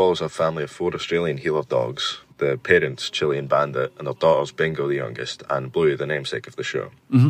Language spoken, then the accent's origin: English; Scotland, United Kingdom; I'm from Scotland.